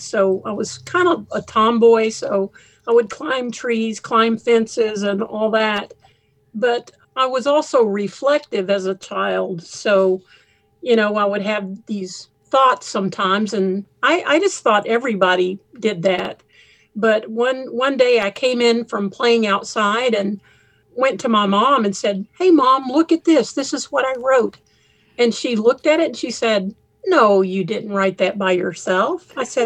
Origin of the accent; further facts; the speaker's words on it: Texas, United States; moved away as an adult; also born or lived in Portland, Oregon; I grew up in Texas